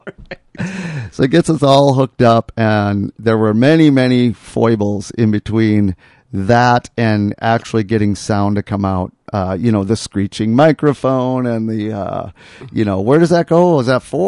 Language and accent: English; Hallock, Minnesota, United States; moved away; Curt and I flew up to my hometown